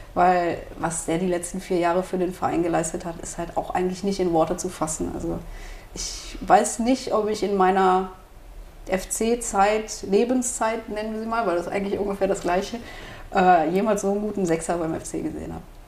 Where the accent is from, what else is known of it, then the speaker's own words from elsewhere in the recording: Cologne, North Rhine-Westphalia, Germany; moved away; als Kölner, der nicht mehr in Köln lebt